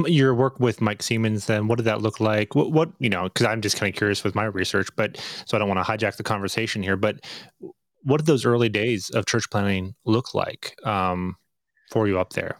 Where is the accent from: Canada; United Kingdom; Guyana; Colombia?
Canada; Northern Ontario; moved away; also born or lived in Montreal / United States; I was raised in Northern Ontario, but yes, I lived half my life in the United States